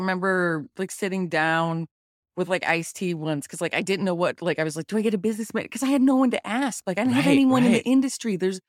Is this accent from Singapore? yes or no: no; Littleton, Colorado, United States; Like I grew up in Littleton, yeah. Colorado.